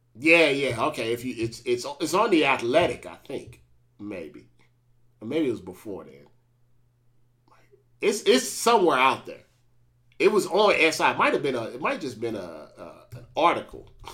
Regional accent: St. Louis, Missouri, United States; I'm from Saint Louis

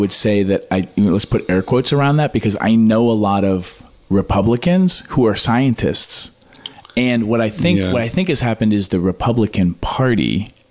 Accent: Pelham, New Hampshire, United States; moved away; also born or lived in Manhattan; I grew up in New Hampshire.

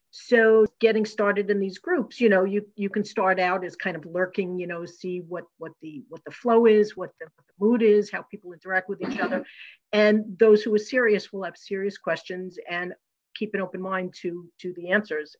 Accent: New York, United States; moved away; I'm from originally from New York

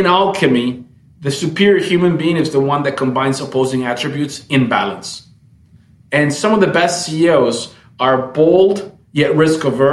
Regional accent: Camiri, Santa Cruz, Bolivia; moved away as an adult; also born or lived in United States / Brazil; I was born in Bolivia in a small town, actually, in Camiri, and came to the States on a scholarship

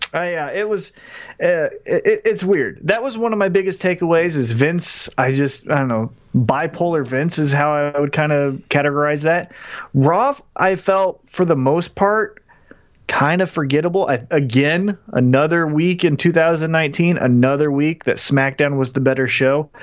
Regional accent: Independence, Missouri, United States; I'm from Independence

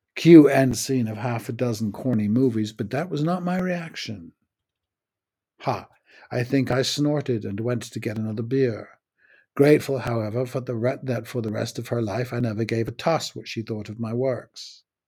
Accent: United States; moved away; also born or lived in United Kingdom; The previous eight years I had been back after growing up in the States

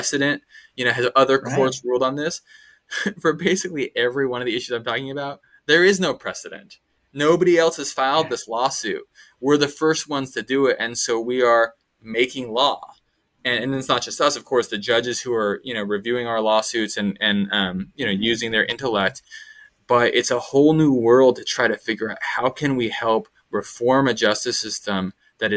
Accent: Sacramento, California, United States; moved away as an adult; also born or lived in Massachusetts; I grew up in Sacramento, but in a sort of suburban type of feel

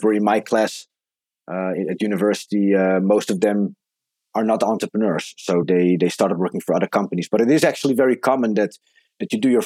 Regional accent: Netherlands; moved away as an adult; now in Croatia; I was born and raised in the Netherlands, but I very much feel at home in Croatia. I moved to Croatia 15 years ago when I was 22 years old

